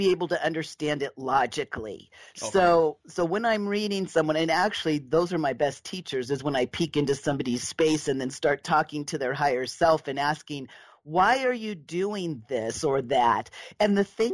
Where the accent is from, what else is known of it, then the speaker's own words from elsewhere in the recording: Southern California, United States; I was raised in Southern California